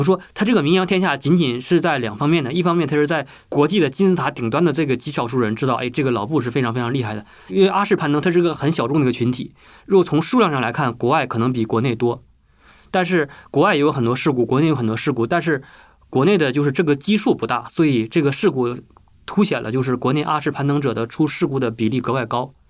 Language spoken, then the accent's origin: Chinese; China; 我们中国人很喜欢挑战，但是我们中国的一些无论是登山者还是其他的一些，包括他在学术方面遇到的一些人，缺乏的是一种冒险精神啊。